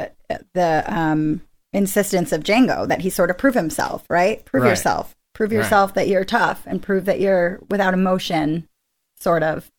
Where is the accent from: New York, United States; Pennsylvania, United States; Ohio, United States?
New York, United States; I was growing up in New York.